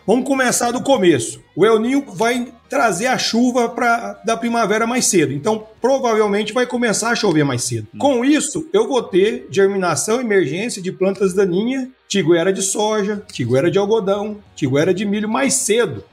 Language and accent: Portuguese; Rio Verde, Goiás, Brazil; moved away as an adult; also born or lived in Mato Grosso; sou natural de Rio Verde, estudei aqui a graduação